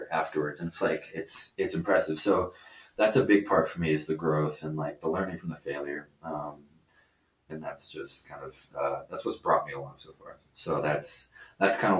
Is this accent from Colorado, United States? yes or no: yes; Colorado, United States; also born or lived in Concord, California; I moved here, and I've been here for about 17 years